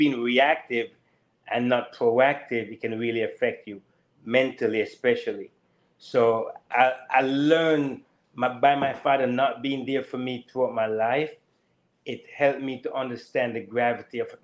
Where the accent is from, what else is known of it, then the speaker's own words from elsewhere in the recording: Jamaica; also born or lived in California / Daytona, Florida; now in Florida, United States; growing up in Jamaica, coming to the U.S.